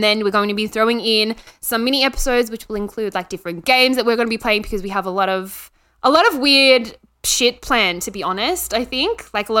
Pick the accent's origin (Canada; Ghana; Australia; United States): Australia; Melbourne, Victoria; accent: Aussie; I'm from Melbourne, Australia.